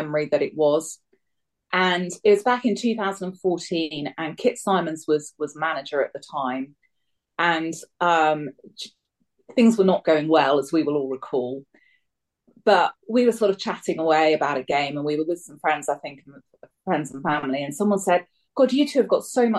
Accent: Bath, South West England, United Kingdom; moved away as an adult; also born or lived in London; I grew up in Bath, which, as everyone knows, is a rugby place.

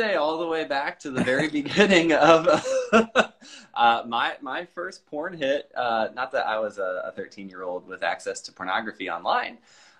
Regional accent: San Antonio, Texas, United States; So I would say, while the official politics of my home state, and maybe to some degree my hometown, was a bit of a fuck you, the reality, like, San Antonio has a huge punk scene

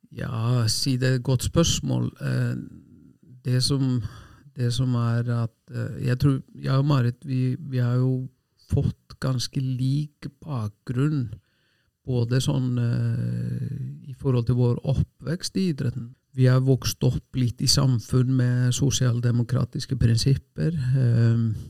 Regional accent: Selfoss, Southern Region, Iceland; Norwegian is a second language; moved away as an adult; also born or lived in Oslo, Norway; now in Norway; hjemme på Selfoss, et lite tettsted

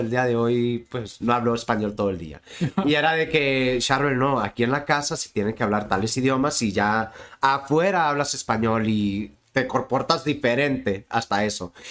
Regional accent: Tijuana, Baja California, Mexico; also born or lived in Mexicali, Mexico; Nací en Mexicali, Baja California, el 2 de mayo del 91. Y el 15 de mayo del 91 llegué a, a Tijuana

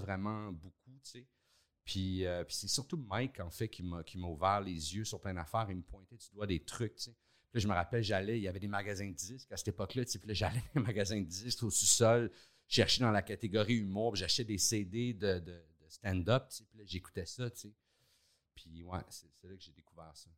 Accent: Montreal, Quebec, Canada; also born or lived in Laval; je suis né à Montréal, puis euh, j'ai habité là jusqu'à l'âge de 9 ans

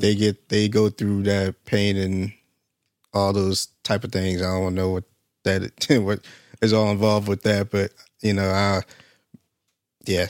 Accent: Alaska, United States; moved away; I'm from Alaska

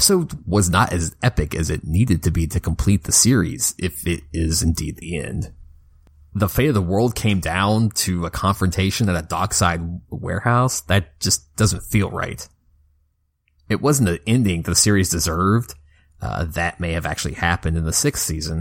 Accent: Kentucky, United States; my home state of Kentucky

